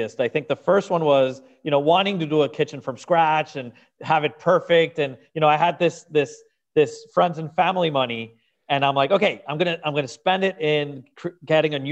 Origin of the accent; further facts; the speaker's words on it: Venezuela; moved away as an adult; now in Miami, United States; I'm originally from Venezuela and South America, and I moved to Miami when I was 24.